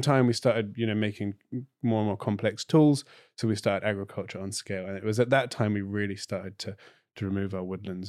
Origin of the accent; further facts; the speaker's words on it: Cornwall, South West England, United Kingdom; also born or lived in Clare, Ireland; now in Ireland; I'm Cornish, not British